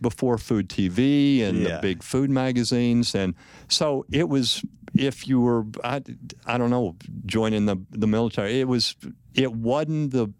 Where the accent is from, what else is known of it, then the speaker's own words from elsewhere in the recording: West Texas, United States; growing up in West Texas